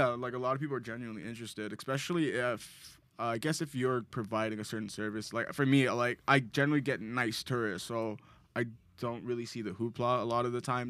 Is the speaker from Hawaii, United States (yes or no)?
yes; Hawaii, United States; I'm Black Hawaiian.